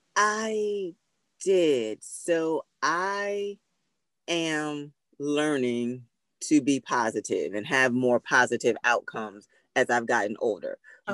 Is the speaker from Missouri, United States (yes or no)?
no; Philadelphia, Pennsylvania, United States; we're from Philly